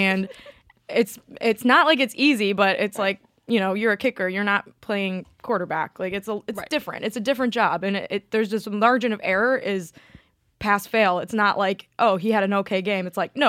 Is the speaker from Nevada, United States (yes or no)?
no; Clemson, South Carolina, United States; I'm from Clemson, so go Tigers.